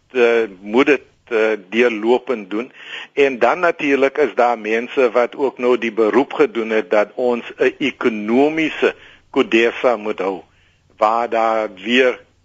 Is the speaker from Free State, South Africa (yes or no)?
no; Worcester, Western Cape, South Africa; dis my geboortedorp